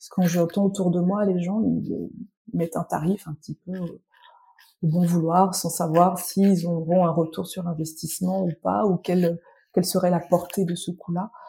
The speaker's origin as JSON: {"language": "French", "region": "central France", "country": "France", "said": "je viens euh, le centre de la France, euh, désert médical."}